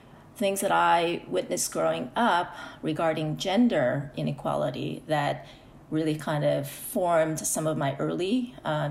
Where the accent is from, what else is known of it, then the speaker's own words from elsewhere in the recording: United States; first language Korean; English is a second language; also born or lived in South Korea; I immigrated to the U.S. when I was 7. However, growing up as a young person here, my family is still was very traditional.